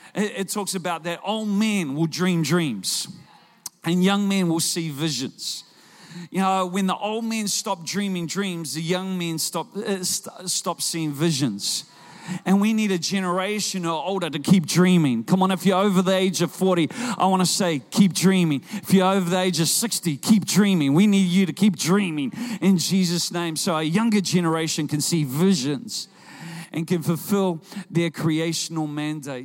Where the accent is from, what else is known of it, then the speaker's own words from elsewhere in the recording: Auckland, New Zealand; I'm from Auckland